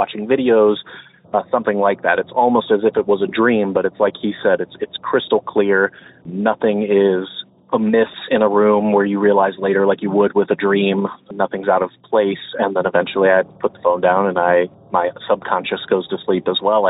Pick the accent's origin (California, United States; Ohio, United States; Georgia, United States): Ohio, United States; I'm from Ohio